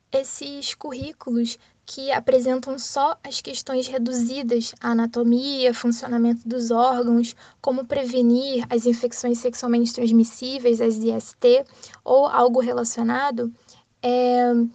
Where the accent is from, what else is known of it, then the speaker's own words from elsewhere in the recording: Rio de Janeiro, Brazil; sou do Rio de Janeiro